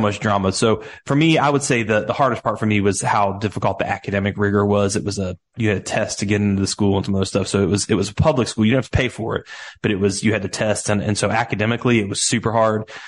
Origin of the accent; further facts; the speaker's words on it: Cincinnati, Ohio, United States; accent: Southern; moved away as an adult; now in Nashville, United States; I grew up in Cincinnati, Ohio, down here in the States